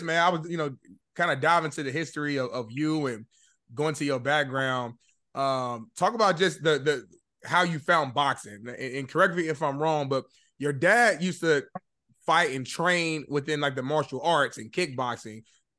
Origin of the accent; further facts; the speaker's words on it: Indianapolis, Indiana, United States; my hometown, Indianapolis, Indiana, man. You know, that's where I'm, you know, Midwest, born and raised.